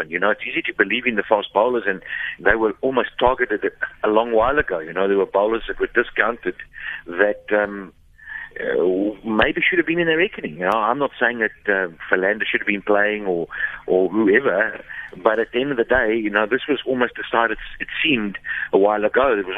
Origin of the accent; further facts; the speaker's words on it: South Africa; that's what we've prided ourselves on over the years since Jonty Rhodes, you know.